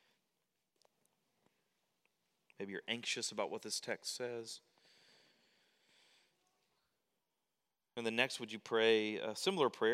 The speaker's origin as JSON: {"language": "English", "country": "United States", "tie": "born or raised there", "said": "I grew up as an American Christian"}